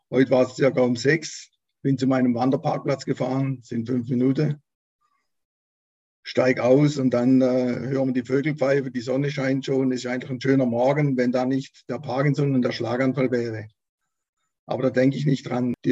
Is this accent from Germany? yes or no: yes; Baden-Württemberg, Germany; born there; Also ich bin 60 Jahre alt, geboren bin ich im Wiesental als äh, Nesthäkchen von zwei älteren, Schwester, älteren Schwestern.